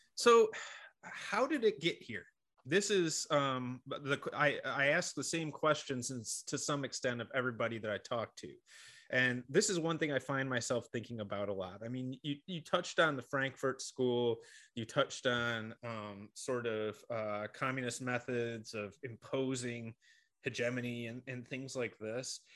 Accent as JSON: {"language": "English", "town": "Rochester", "region": "New York", "country": "United States", "tie": "born or raised there", "said": "I grew up in Rochester, New York"}